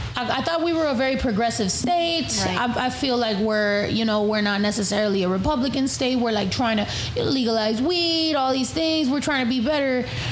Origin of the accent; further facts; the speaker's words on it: California, United States; first language Spanish; English is a second language; I'm from California